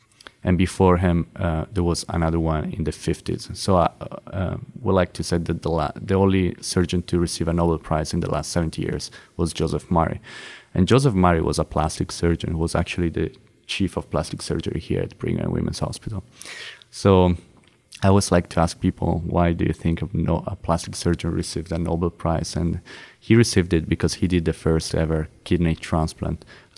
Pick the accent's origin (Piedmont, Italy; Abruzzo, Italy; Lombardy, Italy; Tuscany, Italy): Lombardy, Italy; Milan; So I remember I attended a conference by chance in my hometown in Milano